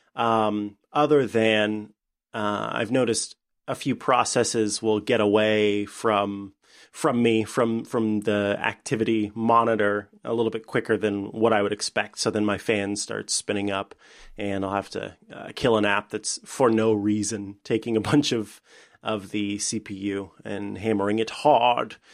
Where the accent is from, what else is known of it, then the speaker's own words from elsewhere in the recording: Saint Joseph, Missouri, United States; now in Springfield, United States; my hometown, uh, which is Saint Joseph